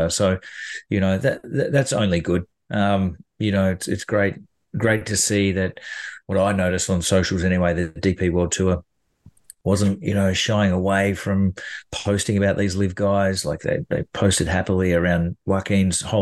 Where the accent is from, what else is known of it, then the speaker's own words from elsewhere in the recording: Australia; And who wouldn't you take that opportunity to do it as a, as an Australian player?